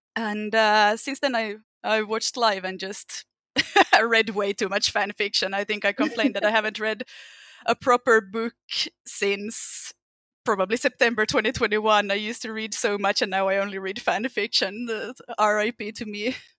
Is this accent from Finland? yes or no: yes; Finland; English is a second language; I'm from Finland, so if I have an obnoxious accent at any time, that's the reason.